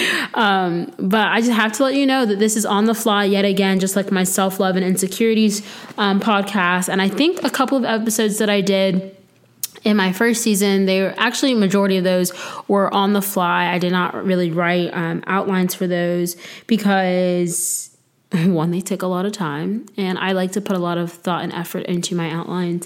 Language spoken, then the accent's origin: English; Florida, United States; now in North Carolina, United States; I'm from Florida